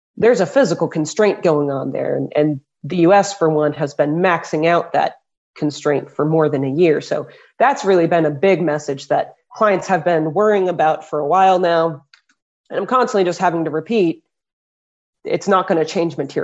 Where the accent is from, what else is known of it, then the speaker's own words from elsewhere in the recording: Louisville, Kentucky, United States; Louisville, Kentucky. I'm born and raised here